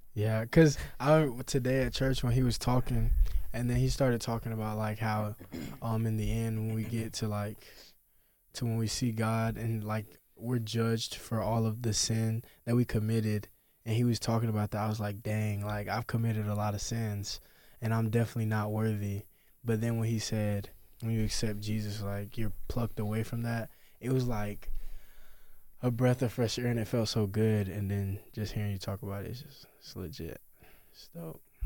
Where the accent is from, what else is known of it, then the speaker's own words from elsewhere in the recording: Warner Robins, Georgia, United States; I'm from Warner Robins, Georgia